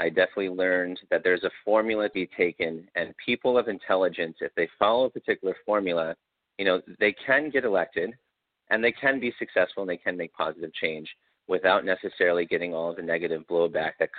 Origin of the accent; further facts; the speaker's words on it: Clifton Park, New York, United States; also born or lived in Albany, New York; my hometown of Clifton Park